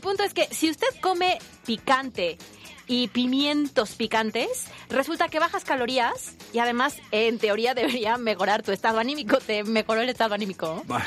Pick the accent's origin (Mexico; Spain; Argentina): Mexico